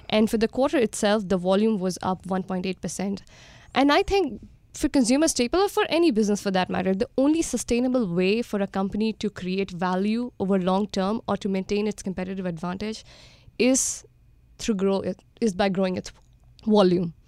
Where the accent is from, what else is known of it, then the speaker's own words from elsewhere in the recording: India; born and brought up in India